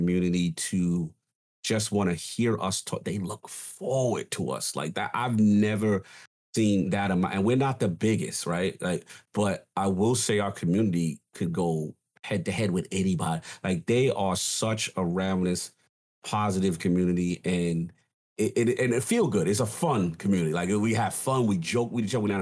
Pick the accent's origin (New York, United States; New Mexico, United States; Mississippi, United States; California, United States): New York, United States; New York City; growing up in the South Bronx